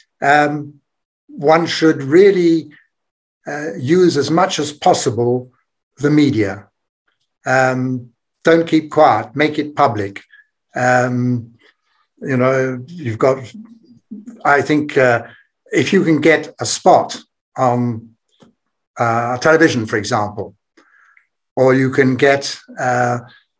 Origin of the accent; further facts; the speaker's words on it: Belgium; my home country, Belgium.